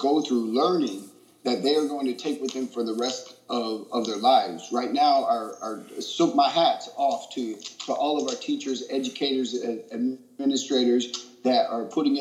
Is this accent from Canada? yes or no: no; United States; as someone who is mostly proud of being from this country